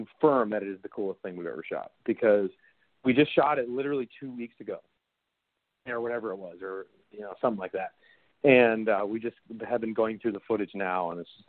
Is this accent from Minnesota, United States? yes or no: yes; Minneapolis, Minnesota, United States; I'm from Minneapolis, Minnesota. And so, so I'm from very, you know, a very close nearby suburb